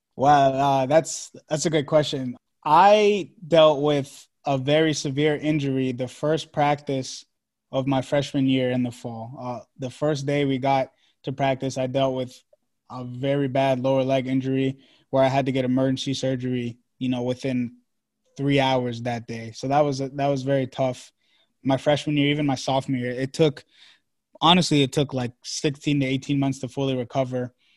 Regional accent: Maryland, United States; also born or lived in Washington, D.C. / Long Island, New York; I'm from Maryland

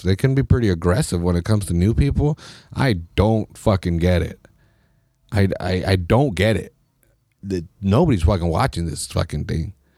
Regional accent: United States; as American soccer fans

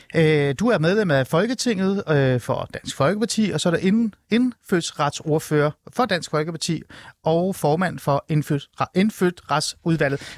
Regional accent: Hornbæk, Capital Region of Denmark, Denmark; Jeg er faktisk fra en lille by i Nordsjælland. Jeg er fra Hornbæk

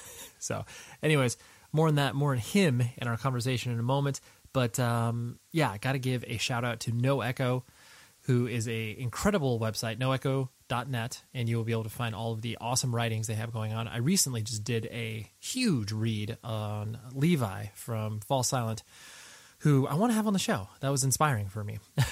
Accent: California, United States; Essentially born and raised in Southern California, so, you know, got exposed to music via, you know, a lot of the same methods that, you know, many of us did.

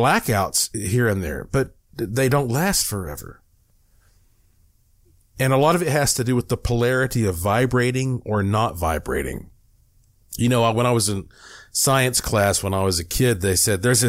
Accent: Asheville, North Carolina, United States; I was born in Asheville, North Carolina

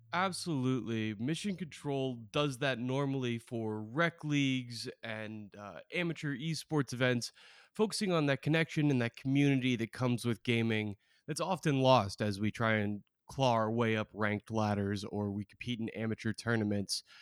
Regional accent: Oregon, United States; I'm from Oregon

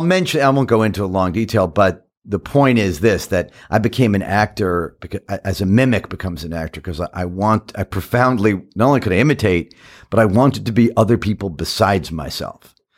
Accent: New York City, New York, United States; I grew up in Queens, in Forest Hills

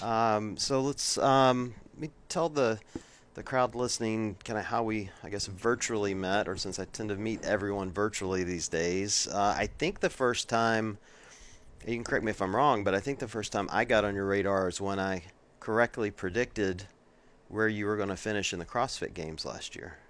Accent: Deep South, United States; moved away as an adult; now in Ohio, United States; I grew up in the Deep South

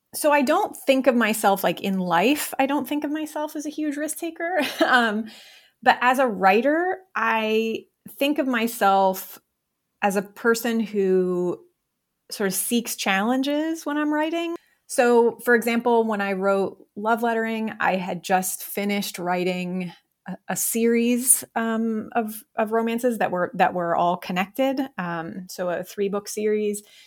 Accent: Ohio, United States; moved away as an adult; I was born and raised in Ohio

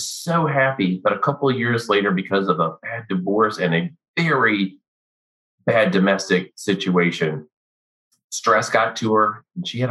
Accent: Missouri, United States; also born or lived in Fort Riley; now in Texas, United States; I grew up in Missouri because I'm a third generation military guy.

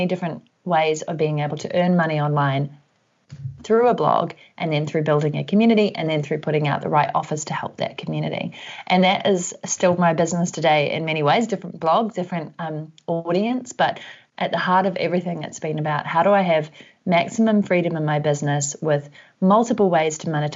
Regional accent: New Zealand; also born or lived in Vancouver; if you can hear an accent, that's because I'm from New Zealand and currently based here

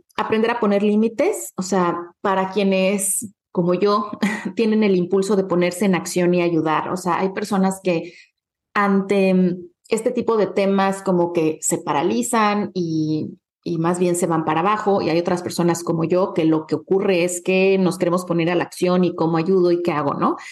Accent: Acapulco, Guerrero, Mexico; moved away; Acapulco es como un segundo hogar para mí, es un lugar en el que crecí

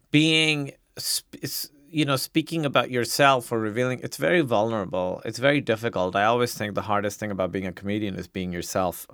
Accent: Pakistan; now in United States; being a Pakistani immigrant yes, in America

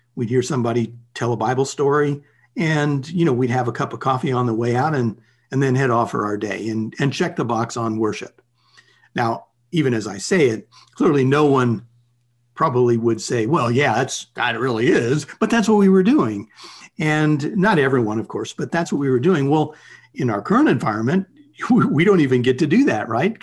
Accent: United States

